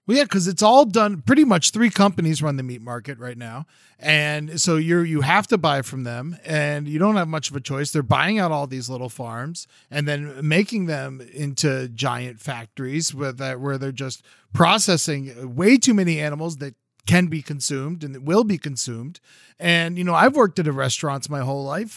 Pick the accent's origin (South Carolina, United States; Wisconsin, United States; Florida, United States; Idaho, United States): Florida, United States; now in California, United States; I grew up down in Florida, and it was a big part of my life